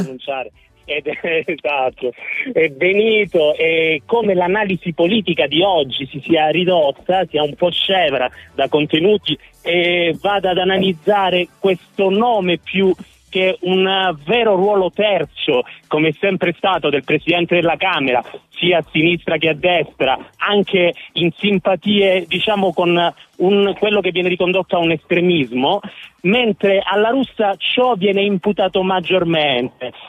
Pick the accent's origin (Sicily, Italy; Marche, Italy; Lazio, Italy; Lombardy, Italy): Sicily, Italy; now in Rapallo, Italy; io sono siciliano